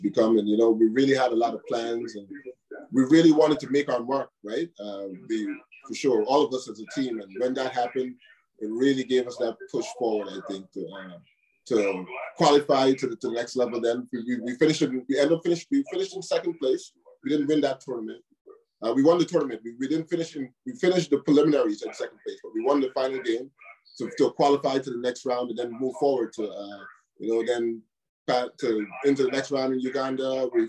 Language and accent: English; New York, United States; Where we grew up here in New York, for sure, it was not always easy